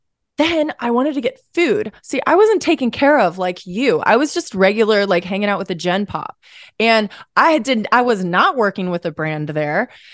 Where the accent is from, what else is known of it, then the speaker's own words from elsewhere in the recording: St. Louis, Missouri, United States; No, I'm from St. Louis, Missouri. Where we're coming from. We're coming from St. Louis, Missouri today, right now.